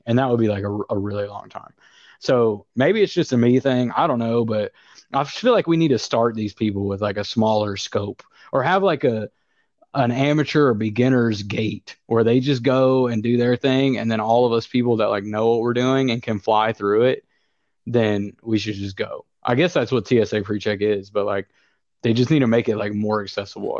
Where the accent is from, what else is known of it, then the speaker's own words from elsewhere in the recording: the South, United States; I'm from the South and I sound and act like somebody from the South.